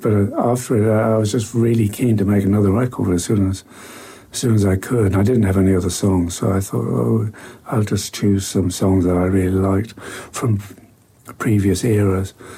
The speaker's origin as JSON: {"language": "English", "town": "Newcastle upon Tyne", "region": "North East England", "country": "United Kingdom", "tie": "born or raised there", "said": "Newcastle, my hometown"}